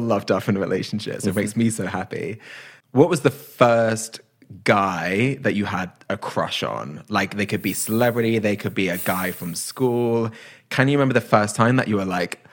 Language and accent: English; United Kingdom; as a Brit